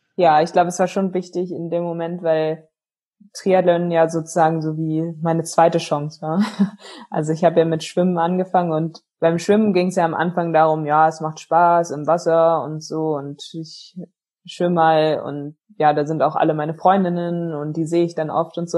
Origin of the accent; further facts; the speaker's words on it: Berlin, Germany; also born or lived in Potsdam; Also ich bin in Berlin groß geworden